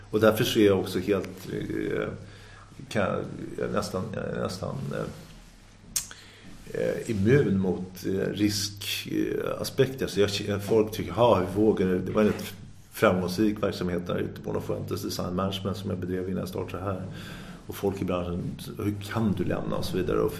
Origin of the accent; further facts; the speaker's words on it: Sundbyberg, Stockholm County, Sweden; Någonstans i där så landade jag växte jag upp till stor del i Dubo i Sundbyberg och då blev det Sundbyberg slalomklubb och det blev liksom mitt andra hem.